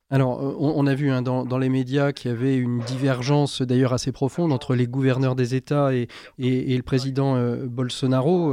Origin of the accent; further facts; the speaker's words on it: France; chez vous, comme chez nous en France